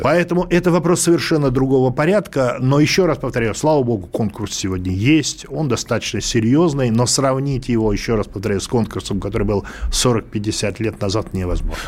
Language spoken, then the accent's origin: Russian; Moscow, Russia; Да, мы из Москвы